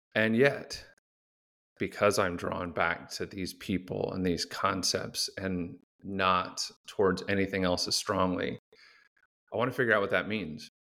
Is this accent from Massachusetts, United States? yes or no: no; Phoenix, Arizona, United States; I grew up in Phoenix